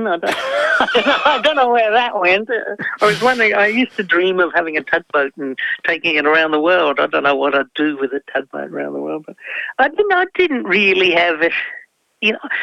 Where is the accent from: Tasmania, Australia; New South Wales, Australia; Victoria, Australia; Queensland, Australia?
Tasmania, Australia; people ask where I come from. I very rarely say Australia. It's not that I'm not proud of being Australian. I come from Tasmania